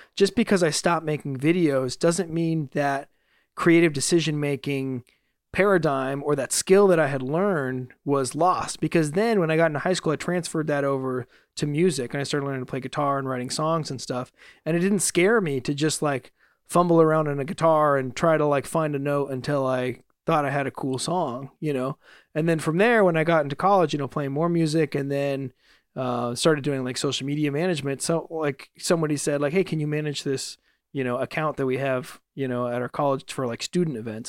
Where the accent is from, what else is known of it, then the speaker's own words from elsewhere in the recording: Fresno, California, United States; now in Los Angeles, United States; back in my hometown recently in Fresno